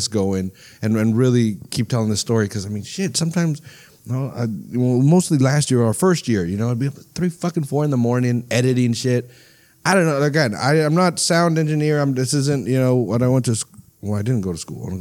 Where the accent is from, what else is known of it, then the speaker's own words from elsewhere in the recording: Salinas, California, United States; first language Spanish; English is a second language; I'm from Salinas